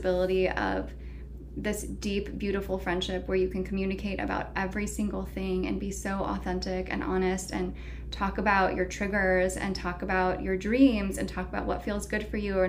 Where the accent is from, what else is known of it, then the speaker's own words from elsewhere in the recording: the Bay Area, California, United States; moved away as an adult; also born or lived in San Francisco / Los Angeles / San Diego; now in Asheville, United States; I grew up in the Bay Area, but I had been living consistently in San Francisco and then LA and then San Diego for the last 8 years